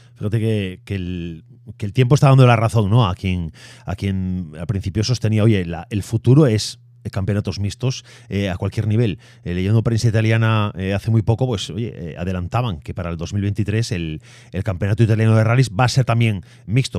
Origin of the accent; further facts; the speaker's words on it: Galicia, Spain; como gallegos, eh, aquí en Galicia